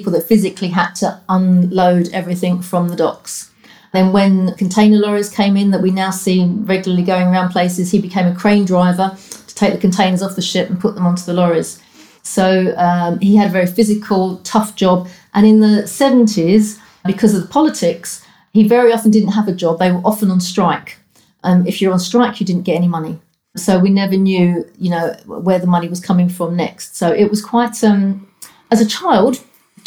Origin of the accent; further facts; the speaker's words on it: London, United Kingdom; also born or lived in Cornwall; I originated from the East End of London. My dad was a docker and my mum was a carer.